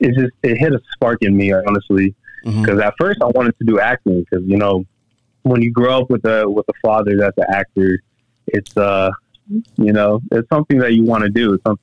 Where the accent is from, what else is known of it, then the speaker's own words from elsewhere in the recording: Buffalo, New York, United States; moved away; also born or lived in Gainesville, Georgia; I was born up in Buffalo, New York. I actually grew up in, I would say the west side, near Canada. It was around the project areas.